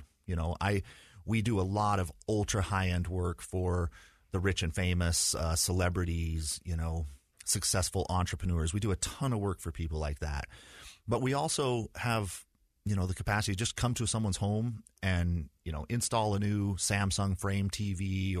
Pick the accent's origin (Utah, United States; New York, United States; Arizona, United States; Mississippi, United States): Utah, United States; Provo; So I was born in Provo and went to high school, or excuse me, started with kindergarten when I met Heather for the first time. So we grew up in kind of the same neighborhood. I had a pretty stereotypical Utah upbringing